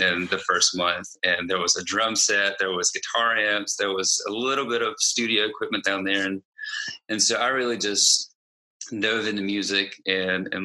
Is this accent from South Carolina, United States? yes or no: yes; Greenville, South Carolina, United States; I'm from Greenville, South Carolina, and I am a full-time worship director at a church here in Greenville